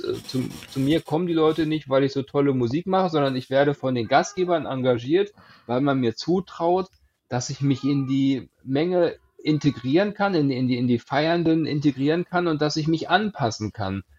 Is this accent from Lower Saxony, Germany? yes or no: yes; Hanover, Lower Saxony, Germany; komme aus dem äh, Hannover, habe deshalb auch keinen Dialekt